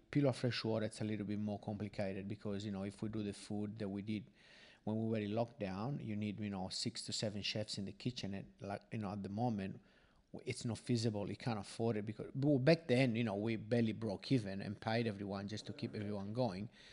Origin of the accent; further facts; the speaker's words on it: Sardinia, Italy; now in Australia; I am from Sardinia